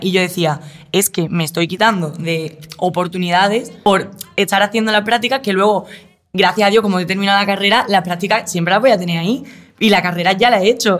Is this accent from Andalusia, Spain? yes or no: yes; Málaga, Andalusia, Spain; moved away as an adult; now in Madrid, Spain; yo vengo de Málaga